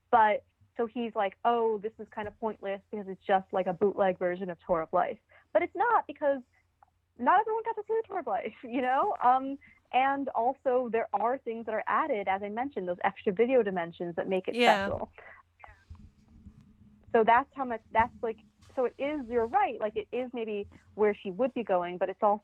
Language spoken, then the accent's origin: English; New York, United States; I'm Jewish from New York